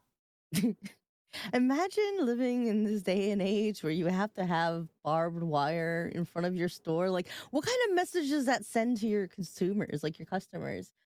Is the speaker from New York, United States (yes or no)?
yes; New York, United States; I'm from New York